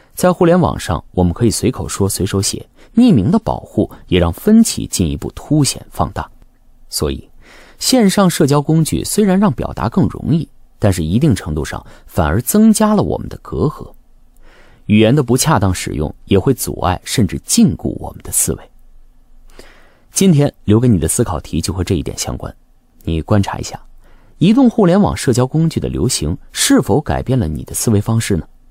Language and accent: Chinese; China; 对我们中国人来说，就只有血这一个词